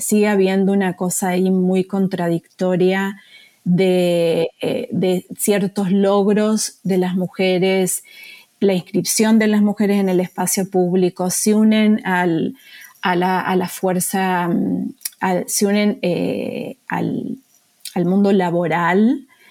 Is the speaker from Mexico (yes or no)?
no; Argentina; moved away as an adult; now in United States; yo soy argentina, residente acá en Estados Unidos y me vine a hacer el doctorado